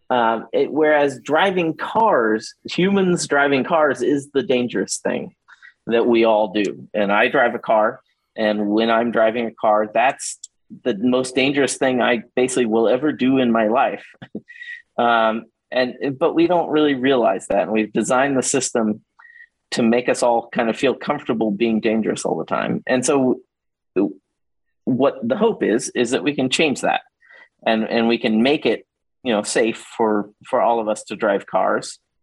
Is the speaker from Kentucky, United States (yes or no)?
no; Houston, Texas, United States; I grew up in Houston